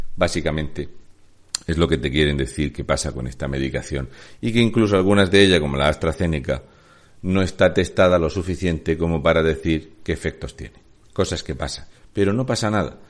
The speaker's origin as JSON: {"language": "Spanish", "region": "Region of Murcia", "country": "Spain", "said": "un murciano encabronado"}